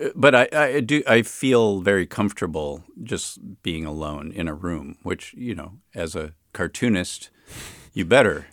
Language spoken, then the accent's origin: English; Chicago, Illinois, United States; born or raised there; also born or lived in Berkeley; now in Oakland, United States